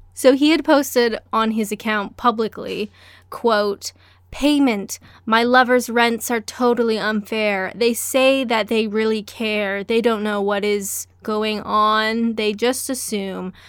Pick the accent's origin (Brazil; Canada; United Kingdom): Canada; I'm Canadian